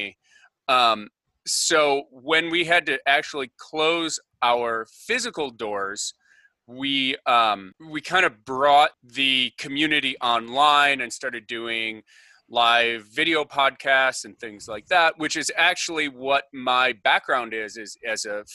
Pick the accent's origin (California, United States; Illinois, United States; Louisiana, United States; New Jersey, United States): Illinois, United States; Northbrook; It's actually called Northbrook, Illinois